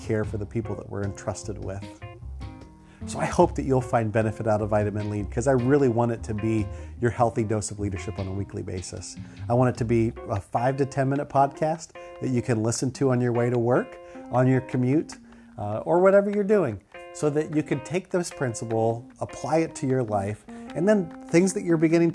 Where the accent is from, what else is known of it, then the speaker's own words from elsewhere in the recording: Ohio, United States; moved away as an adult; also born or lived in Philadelphia, Pennsylvania / Huntington Station, New York / Detroit, Michigan; now in Virginia Beach, United States; I loved growing up in Ohio, and I have such fondness for my home state. Grew up in Ohio